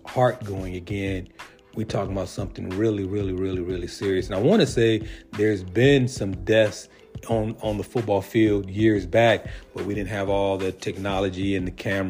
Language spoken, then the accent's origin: English; San Diego, California, United States; growing up in Southeast San Diego